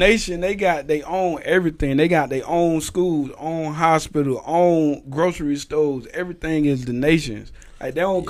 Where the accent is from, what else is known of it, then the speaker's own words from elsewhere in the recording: Eatonville, Florida, United States; also born or lived in Altamonte Springs; I'm from Eanville, Altamont, Fawcett Road.